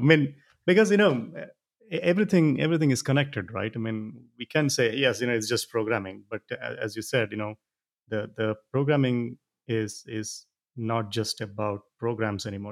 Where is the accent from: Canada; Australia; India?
India; I'm, I'm from India